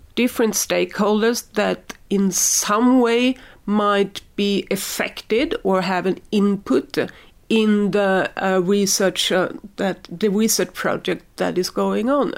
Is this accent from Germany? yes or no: no; Sweden; I'm from Sweden, we have a lot of wood